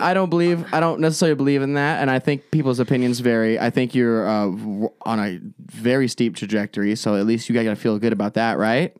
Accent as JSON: {"language": "English", "town": "Avondale", "region": "Arizona", "country": "United States", "tie": "born or raised there", "also_born_or_lived": "Phoenix", "said": "I grew up majorly, like, Avondale, Goodyear area"}